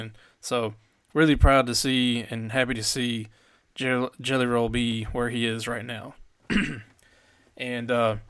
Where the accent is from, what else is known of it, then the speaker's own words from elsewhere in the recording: Nashville, Tennessee, United States; And so I grew up in Madison, East Nashville area